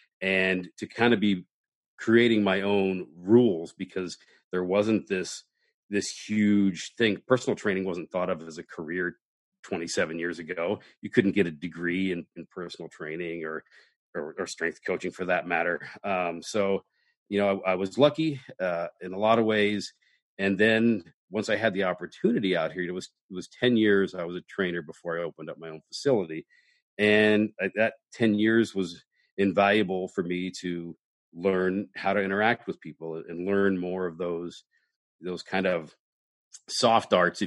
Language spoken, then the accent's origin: English; Midwest, United States; now in Los Angeles, United States; I'm from the Midwest and I have grown up in that blue collar